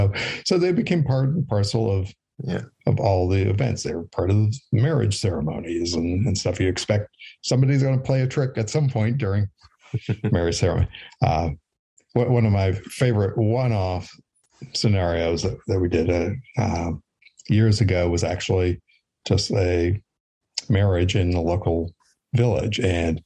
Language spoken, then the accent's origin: English; Western Wisconsin, United States; I grew up in Western Wisconsin, which is also part of cheese country as well.